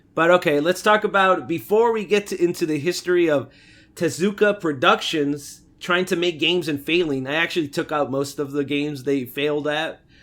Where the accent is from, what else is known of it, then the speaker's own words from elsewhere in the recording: United States; grew up in America